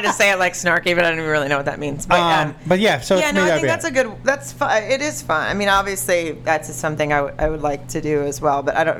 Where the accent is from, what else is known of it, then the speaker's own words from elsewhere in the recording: Arkansas, United States; I grew up in Arkansas